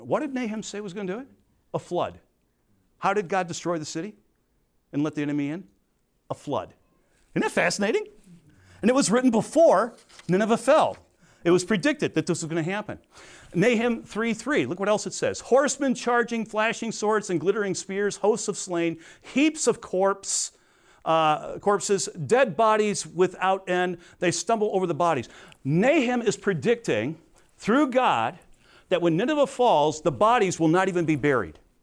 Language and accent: English; Crete, Illinois, United States; I was from Crete.